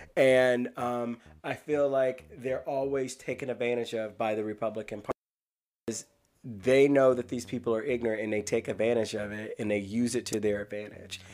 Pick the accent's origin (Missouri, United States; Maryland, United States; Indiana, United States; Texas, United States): Missouri, United States; I grew up in Missouri